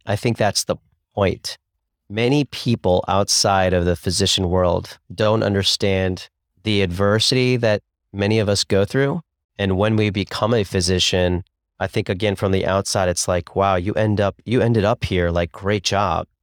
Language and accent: English; Columbus, Ohio, United States; also born or lived in Cincinnati / Chicago; I grew up in Columbus, Ohio